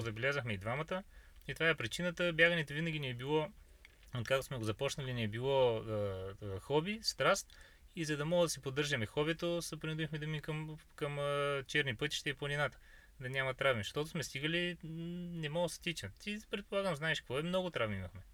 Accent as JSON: {"language": "Bulgarian", "country": "Bulgaria", "tie": "born or raised there", "said": "От, от Хармони сме родом, на 34 вече години навършени"}